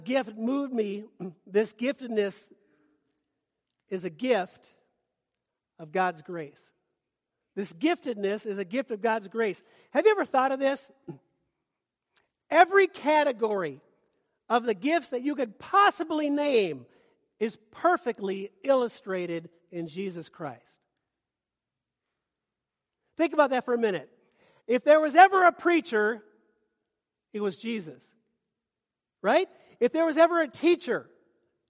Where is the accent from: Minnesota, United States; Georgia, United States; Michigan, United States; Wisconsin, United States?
Minnesota, United States; moved away; I'm from Minnesota